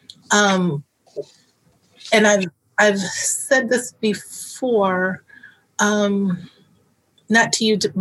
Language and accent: English; Detroit, Michigan, United States; I grew up in Detroit